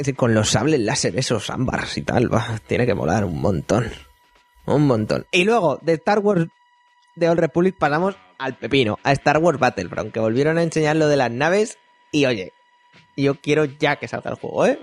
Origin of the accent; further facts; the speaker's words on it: Spain; nosotros que somos de España